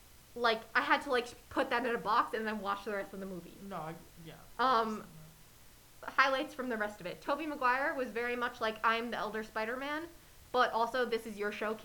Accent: New York City, New York, United States; I grew up in Queens.

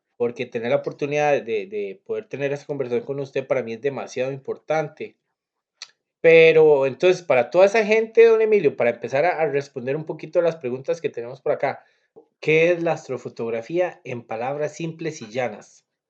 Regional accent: Cartago, Costa Rica; yo que soy de Cartago

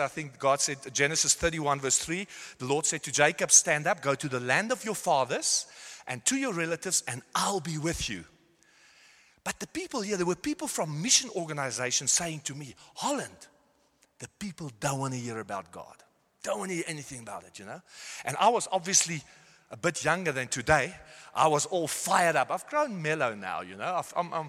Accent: South Africa; moved away as an adult; also born or lived in Netherlands; now in Germany; And I was born in South Africa, gone to Afrikaans school

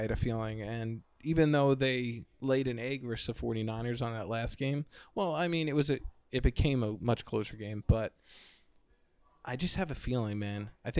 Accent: New York, United States; now in Phoenix, United States; I'm originally from New York. I'm a transplant to Phoenix

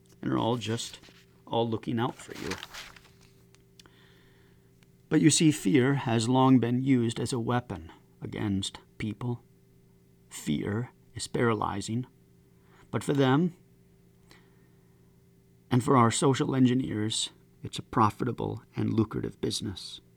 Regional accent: United States; As an American citizen

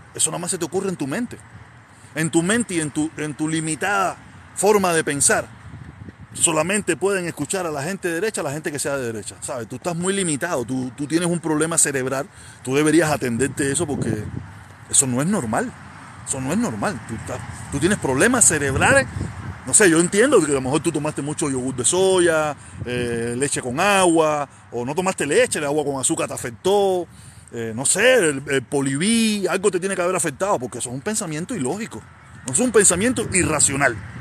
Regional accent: Havana, Cuba; now in Miami, United States; yo soy de La Habana

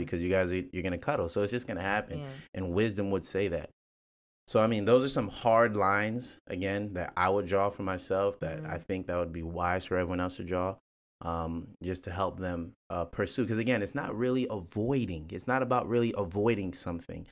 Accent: Nigeria; I'm Nigerian

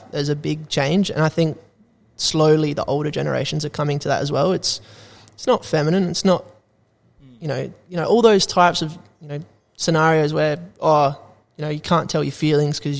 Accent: Australia; also born or lived in Canada / New Zealand; being an Aussie

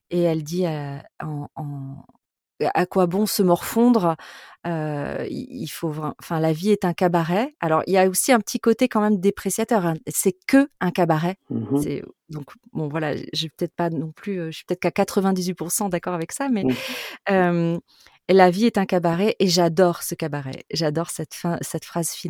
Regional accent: France; also born or lived in Toulouse / Bordeaux; je suis quand même fondamentalement plutôt océanique. Euh, je suis bordelaise et euh, ah toulousaine.

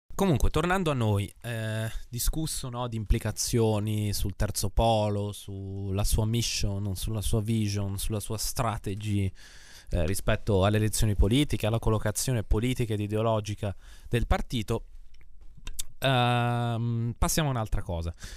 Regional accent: Emilia-Romagna, Italy; io sono dell'Emilia Romagna

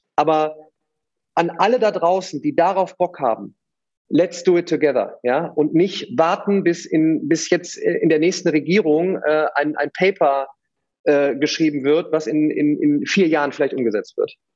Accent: Remscheid, Solingen, Wuppertal area, North Rhine-Westphalia, Germany; Ich komme aus Remscheid, Solingen, Wuppertal, die Ecke

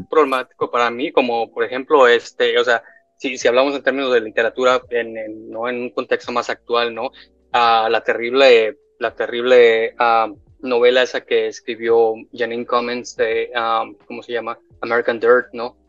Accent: Guadalajara, Jalisco, Mexico; moved away; yo crecí en Guadalajara

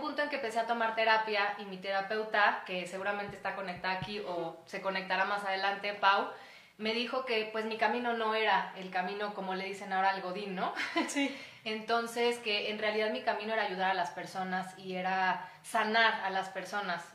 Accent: Mexico; soy ciudadana de México

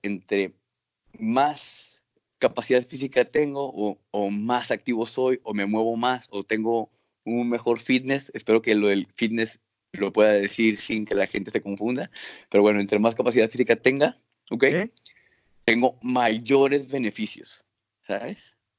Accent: Acapulco, Guerrero, Mexico; moved away as an adult; also born or lived in Nuevo León; now in Granada, Spain; nací en Acapulco

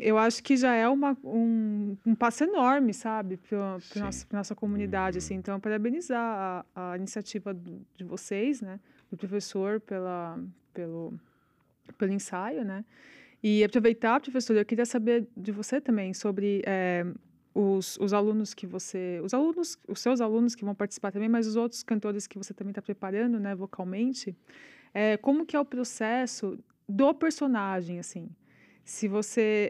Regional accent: São Paulo, Brazil; moved away as an adult; eu sou de São Paulo, sempre morei em São Paulo, né? A vida Sim. inteira. Agora que eu moro aqui.

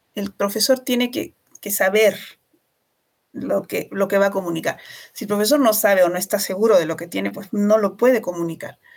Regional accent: Arequipa, Peru; una sociedad que es tremendamente conservadora como la arequipeña. Nuestra ciudad es una de las más conservadoras del Perú

